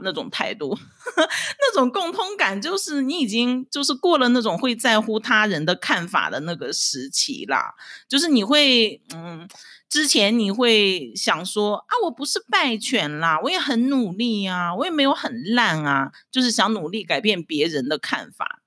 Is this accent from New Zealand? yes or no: no; Dalian, Liaoning, China; moved away as an adult; now in Taiwan; 我是出生在中国大连的台湾新住民，呃，现在是我住在台湾的第七年，我是精神台湾人